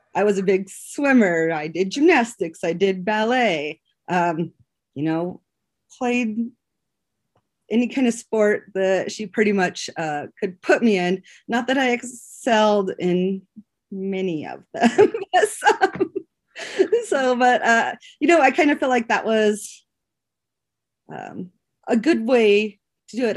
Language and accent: English; Powell, Wyoming, United States; moved away as an adult; also born or lived in Laramie, Wyoming; I grew up in Powell